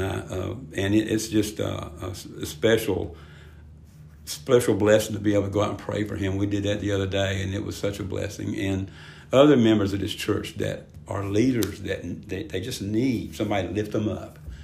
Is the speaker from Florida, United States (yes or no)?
no; Spartanburg, South Carolina, United States; I grew up in Spartanburg